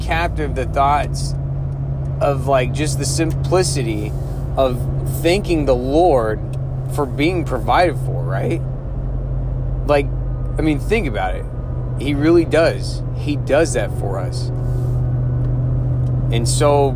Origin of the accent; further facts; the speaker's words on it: United States; I was born in the United States